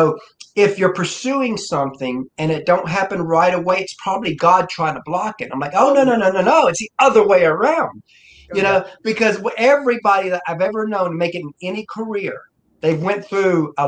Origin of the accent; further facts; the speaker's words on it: Georgia, United States; I'm from Georgia.